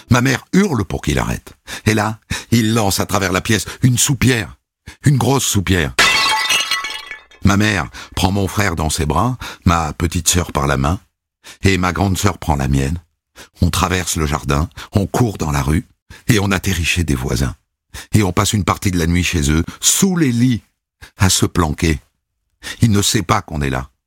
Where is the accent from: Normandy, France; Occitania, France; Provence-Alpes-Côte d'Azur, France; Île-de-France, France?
Normandy, France; Évreux; born there; Je suis né à Évreux, en Normandie, en 1987. Ma mère travaille à l'usine. Mon père est électricien.